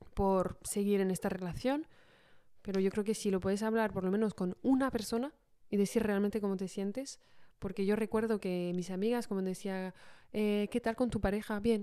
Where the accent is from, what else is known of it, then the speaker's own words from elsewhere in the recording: Paris, Île-de-France, France; moved away as an adult; also born or lived in London; como soy de París, pues volvimos a, Francia